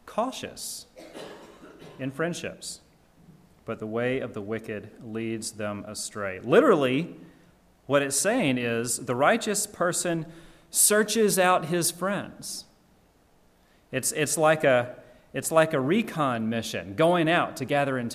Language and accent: English; Georgia, United States; When I was growing up living in my parents' house, I'm from Georgia. I'm a deep South boy.